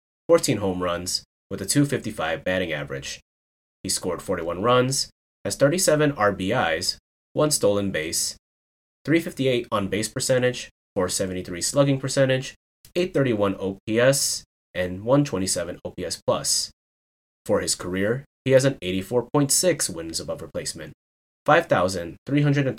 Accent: Chicago, Illinois, United States; my hometown Chicago

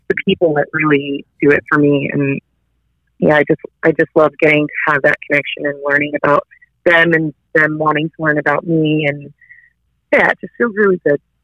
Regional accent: United States; moved away as an adult; now in Australia; being like American and getting used to the Australian um, way of life

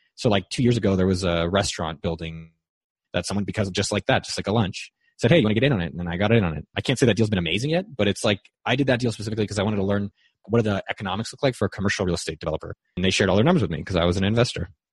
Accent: Bay Area, California, United States; I grew up in the Bay Area where it's always been really expensive and interesting

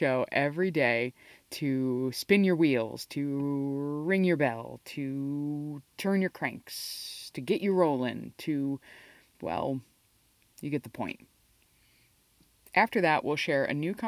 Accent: New Jersey, United States; I'm a Jersey girl myself

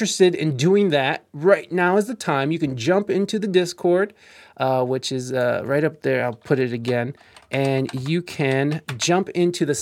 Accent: Ohio, United States; we're from Ohio

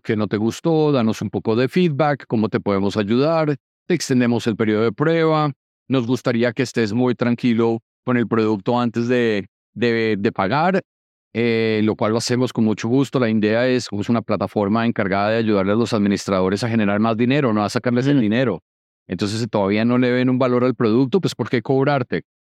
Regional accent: Colombia; yo siendo colombiano

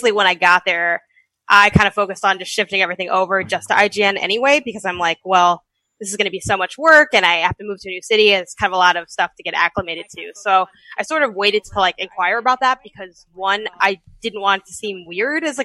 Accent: Chicago, Illinois, United States; moved away; also born or lived in California; my family lives in Chicago, and I was from Chicago originally.

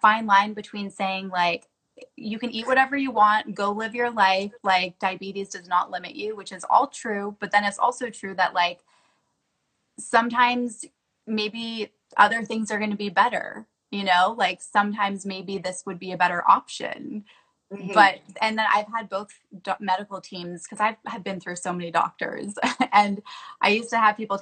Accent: Canada; now in United States; growing up in Canada

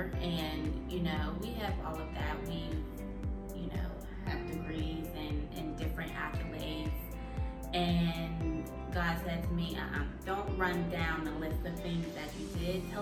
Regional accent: Pittsburgh, Pennsylvania, United States; now in California, United States; we're both from Pittsburgh. We both moved from Pittsburgh to California

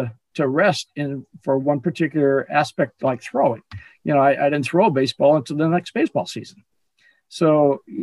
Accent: Southern California, United States; also born or lived in Chicago, Illinois, United States; I played multiple sports growing up in Southern California

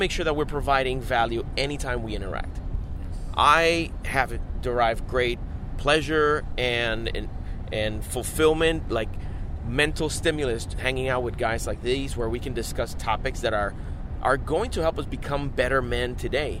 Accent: Puerto Rico; we grew up in Puerto Rico

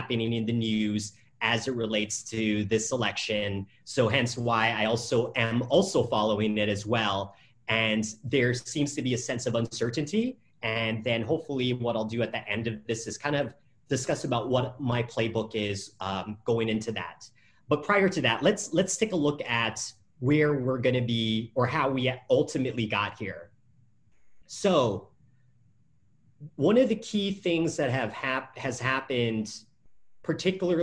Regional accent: Vietnam; I'm from Vietnam

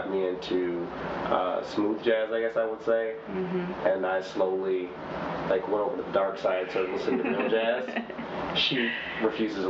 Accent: Detroit, Michigan, United States; I'm from Detroit, Michigan, born and raised.

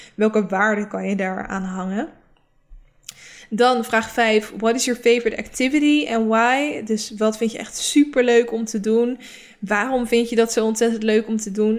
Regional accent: Rotterdam, South Holland, Netherlands; mijn omgeving was ook heel erg, waar ik vandaan kom, is heel erg van niet lullen, maar poetsen. Het is ook echt een beetje omgeving in Rotterdam.

